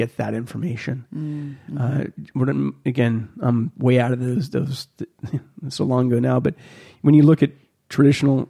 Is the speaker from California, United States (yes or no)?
yes; Visalia, California, United States; I grew up in Visalia, California, and I saw a lot of ag.